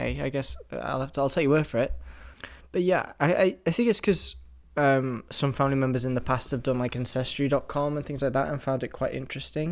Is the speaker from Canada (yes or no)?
no; England, United Kingdom; I'm 70% English, obviously, because I'm from England